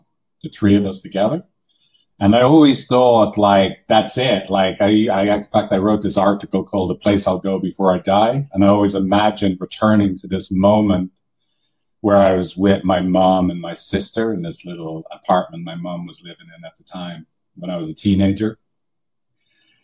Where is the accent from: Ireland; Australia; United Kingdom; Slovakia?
Ireland; moved away as an adult; now in San Francisco, United States; I'm from Ireland